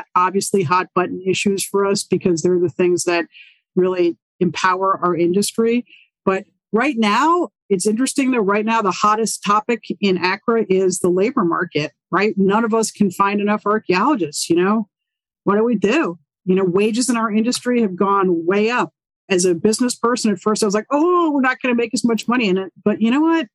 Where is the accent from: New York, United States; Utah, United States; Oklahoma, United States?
New York, United States; New York City; moved away; I'm from New York City